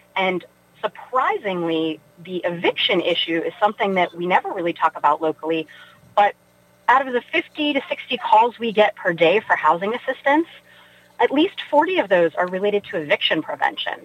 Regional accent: Weirton, West Virginia, United States; moved away as an adult; also born or lived in Pittsburgh; I grew up in Weirton, West Virginia

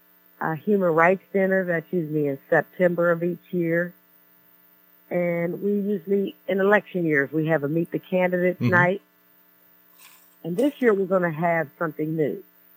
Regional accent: McKeesport, Pennsylvania, United States; Born and raised in the city of McKeesport.

